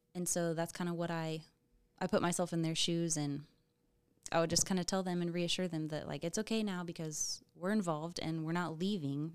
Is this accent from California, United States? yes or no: no; Topeka, Kansas, United States; I am from Topeka